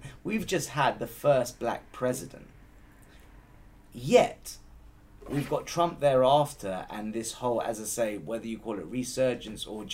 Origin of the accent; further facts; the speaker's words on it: United Kingdom; me as a Brit who's born here